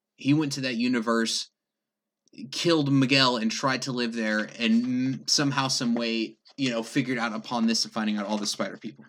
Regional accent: England, United Kingdom; moved away; I grew up in England

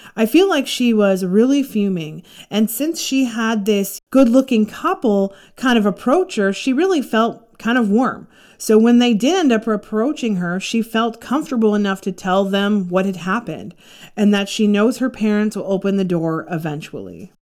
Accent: Toronto, Ontario, Canada; I grew up in Toronto

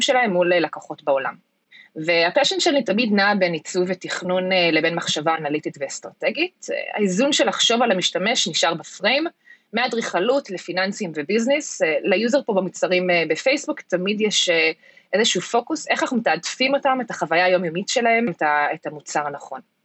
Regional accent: United States; moved away as an adult; now in Israel; חזרתי לארץ מארצות הברית לפני כמה שנים, אחרי שגדלתי שם וחייתי שם כמעט 20 שנה, שם גם גדלתי ולמדתי רוב חיי.

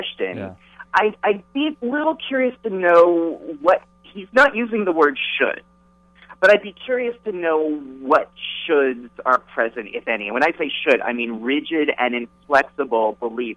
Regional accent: California, United States; I come from California, right? And I grew up in the 70s and 80s

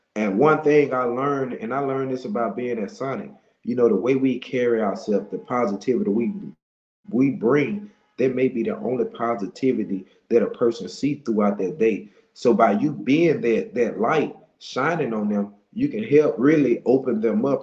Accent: Monroe, Louisiana, United States; I'm from Monroe, Louisiana.

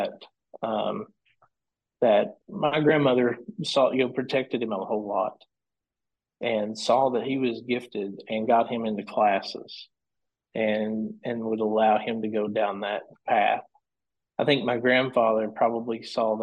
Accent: Elkhorn City, Kentucky, United States; now in Lexington, United States; I'm from Elkhorn City, Pikeville area in eastern Kentucky in Pike County. So I can go back to when I was young, where Dad had a studio

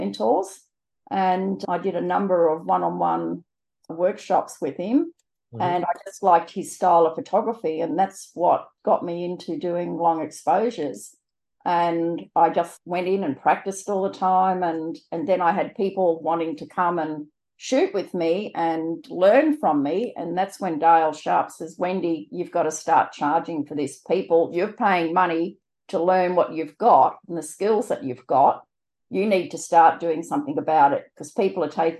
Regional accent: New South Wales, Australia; moved away as an adult; also born or lived in South Australia; now in Brisbane, Australia; I'm from Brisbane in Queensland, originally New South Wales, but married a Queenslander

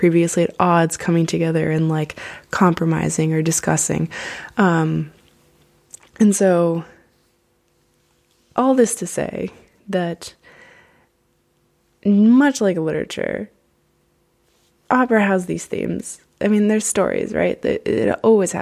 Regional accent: United States; growing up in the States, I had to study literature

